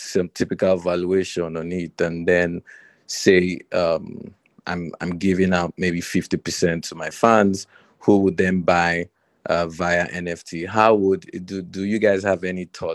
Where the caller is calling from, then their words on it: Accra, Greater Accra, Ghana; I'm calling from Accra right now